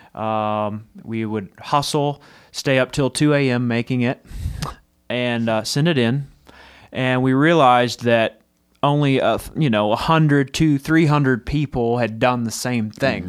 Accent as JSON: {"language": "English", "region": "Texas", "country": "United States", "moved": "yes", "said": "I'm from Texas originally, and it's Terrell in Texas"}